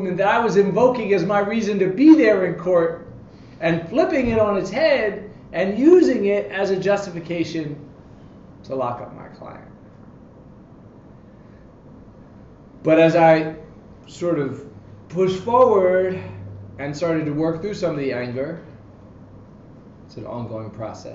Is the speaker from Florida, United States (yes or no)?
no; Atlanta, Georgia, United States; moved away as an adult; now in Washington, D.C., United States; I grew up in Atlanta, Georgia, in a kind of working class, borderline, lower middle class neighborhood